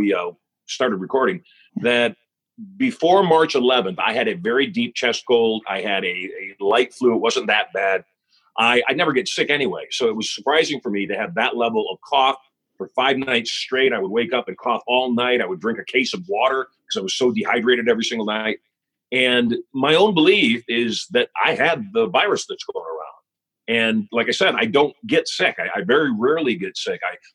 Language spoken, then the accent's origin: English; Las Vegas, Nevada, United States; Vegas shut down. In my hometown, 24/7, the casinos all shut down